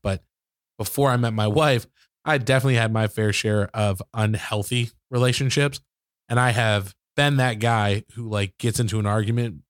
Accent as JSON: {"language": "English", "region": "Michigan", "country": "United States", "tie": "born or raised there", "said": "I grew up in Michigan, so, like, most of the basements there are finished"}